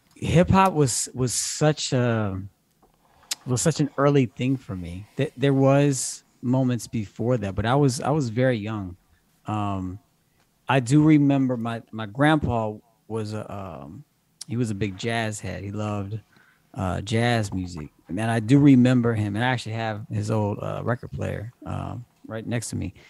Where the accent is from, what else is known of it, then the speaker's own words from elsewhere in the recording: Evansville, Indiana, United States; now in Cincinnati, United States; I'm from Evansville, Indiana, originally.